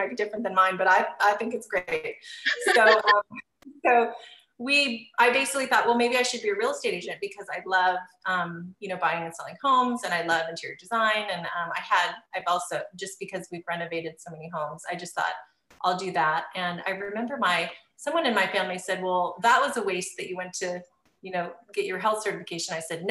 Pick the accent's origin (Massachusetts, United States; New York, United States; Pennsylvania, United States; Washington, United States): Washington, United States; Seattle; moved away as an adult; now in Southern California, United States; I'm originally from Seattle. We moved to California, Southern California, about 7 years ago.